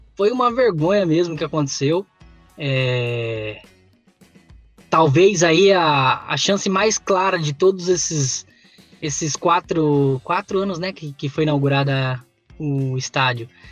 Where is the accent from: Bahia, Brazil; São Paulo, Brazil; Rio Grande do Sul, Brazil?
São Paulo, Brazil; now in Paraná, Brazil; eu sou paulista, mas moro no Paraná há vinte anos